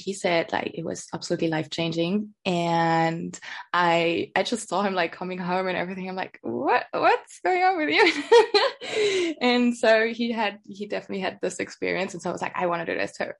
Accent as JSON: {"language": "English", "region": "Lower Bavaria", "country": "Germany", "also_born_or_lived": "London, United Kingdom", "moved": "as an adult", "said": "I come from the countryside, you know, I come from Lower Bavaria."}